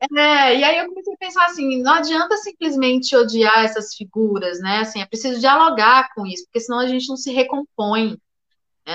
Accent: Brasília, Federal District, Brazil; also born or lived in Goiânia, Goiás; eu nasci em Goiânia, mas vim para Brasília muito cedo. Nunca morei no plano piloto

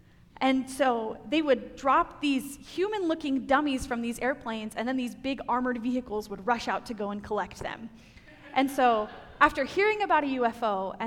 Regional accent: Roswell, New Mexico, United States; moved away; Growing up in Roswell

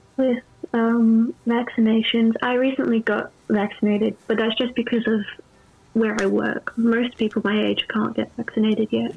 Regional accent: Adelaide, South Australia, Australia; I'm from South Australia, or Adelaide

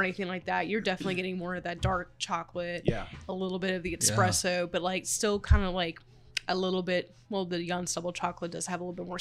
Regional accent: South Carolina, United States; moved away as an adult; now in Nashville, United States; I grew up in South Carolina.

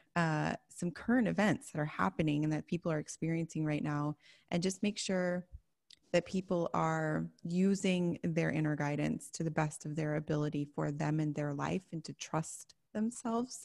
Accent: Chicago, Illinois, United States; I grew up in Chicago

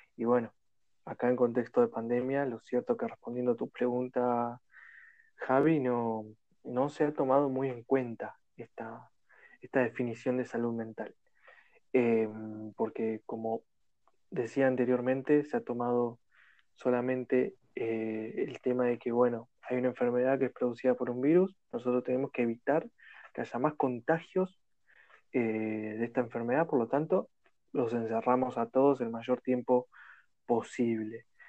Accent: Argentina; de Argentina

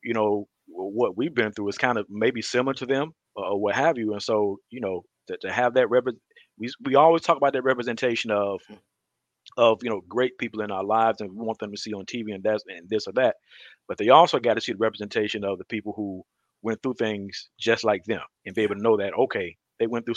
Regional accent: Detroit, Michigan, Mississippi, United States; I grew up, my early years, I grew up in Detroit, Michigan. And we moved to Mississippi when I was like beginning of third grade

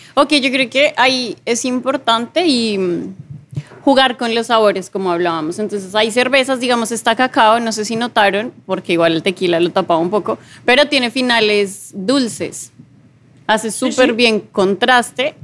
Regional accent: Bogotá, Colombia; moved away as an adult; yo también soy colombiana, soy de Bogotá

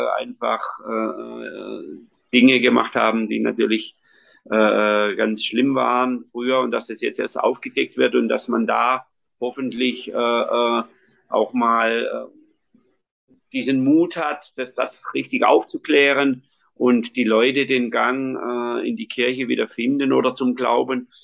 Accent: Schonach, Baden-Württemberg, Germany; ich bin katholisch, auch so erzogen worden, bei uns in Schonach

